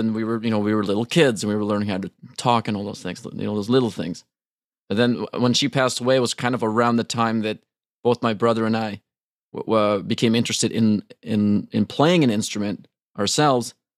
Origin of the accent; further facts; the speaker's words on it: Trondheim, Trøndelag, Norway; moved away as an adult; now in Los Angeles, United States; I was born in Trondheim